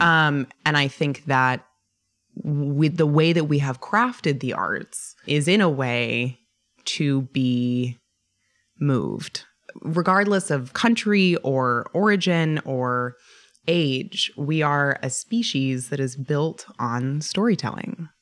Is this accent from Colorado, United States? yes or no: yes; Boulder, Colorado, United States; moved away; I'm originally from Boulder, Colorado.